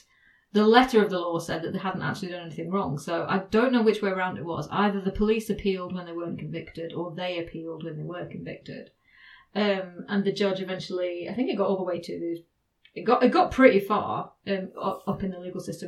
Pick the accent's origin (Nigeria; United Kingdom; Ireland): United Kingdom; England; I am English